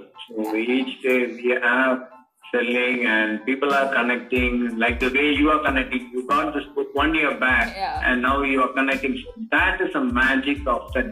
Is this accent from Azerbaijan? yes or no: no; Kerala, India; I was from Kerala